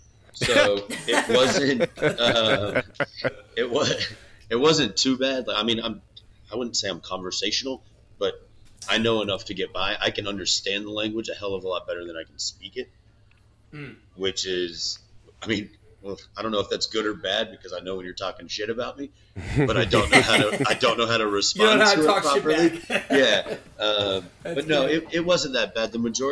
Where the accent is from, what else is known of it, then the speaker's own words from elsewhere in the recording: DeLand, Florida, United States; also born or lived in Australia; I'm from Deland, Florida, where if you don't know where that is, don't worry about it.